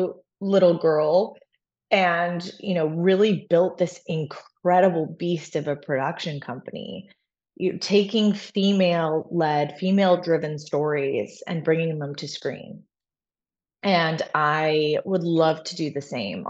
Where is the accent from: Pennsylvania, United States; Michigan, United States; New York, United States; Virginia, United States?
Virginia, United States; Arlington; moved away; Sandra Bullock and I are from the same hometown. We're both from Arlington, Virginia